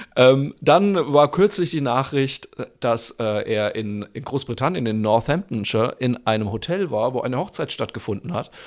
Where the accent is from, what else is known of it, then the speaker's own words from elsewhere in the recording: Bamberg, Bavaria, Germany; meine fränkische Heimat. Oh, Genauer gesagt, schön. na freilich, sogar in meine Geburtsstadt nach Bamberg.